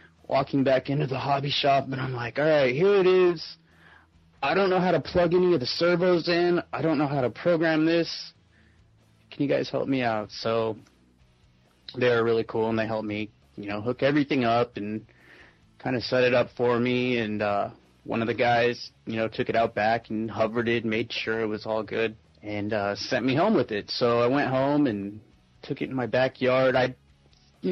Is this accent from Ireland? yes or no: no; Phoenix, Arizona, United States; I was born and raised here in Phoenix, Arizona